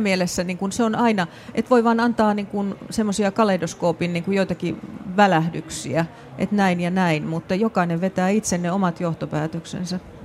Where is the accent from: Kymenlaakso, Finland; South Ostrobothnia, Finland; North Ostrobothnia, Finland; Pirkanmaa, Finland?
North Ostrobothnia, Finland; Raahe; omasta kotikaupungistani Raahesta